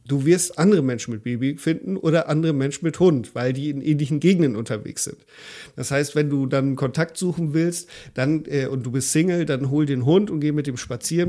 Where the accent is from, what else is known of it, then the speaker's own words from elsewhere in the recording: Germany; bei uns in Deutschland